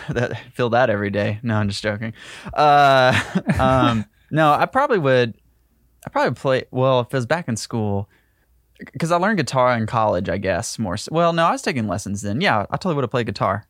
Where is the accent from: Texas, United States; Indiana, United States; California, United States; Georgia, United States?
Georgia, United States; Ringgold; moved away; I grew up in Ringgold, Georgia